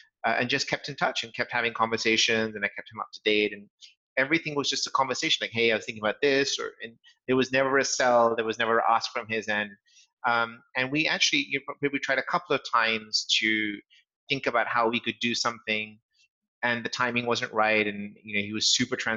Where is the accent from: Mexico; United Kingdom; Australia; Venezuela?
United Kingdom; England; also born or lived in Los Angeles; As my accent probably gives away, sort of, I'm a Brit, born and brought up in England. And so our home is still there.